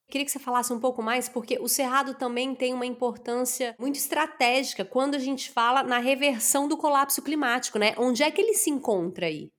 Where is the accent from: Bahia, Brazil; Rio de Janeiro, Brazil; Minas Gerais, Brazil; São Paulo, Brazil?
Minas Gerais, Brazil; Araguari; sou de Araguari